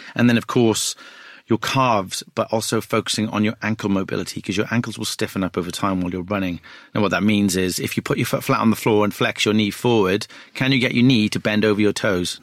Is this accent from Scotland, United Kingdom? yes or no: no; Wales, United Kingdom; I'm a Welsh guy.